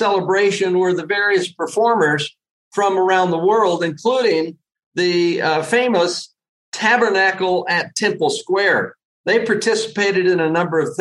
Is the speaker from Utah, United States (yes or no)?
yes; Salt Lake City, Utah, United States; in my home state in Salt Lake City, Utah